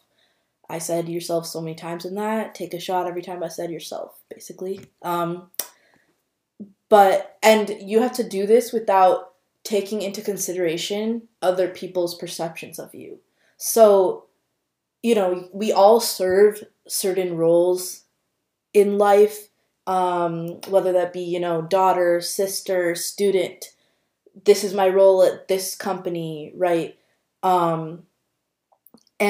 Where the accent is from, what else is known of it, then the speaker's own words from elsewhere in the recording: Minnesota, United States; me being born and raised in Minnesota